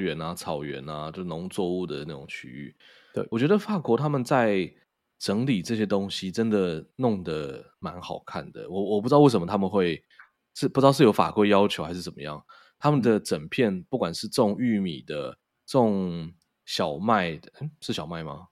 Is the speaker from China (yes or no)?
no; Taiwan; 所以以我们台湾人的收入，然后去那边没有觉得痛到爆。你看，像我在纽约，我就该到该、嗯、到不行。可是我在法国的时候，我就不会该成那个样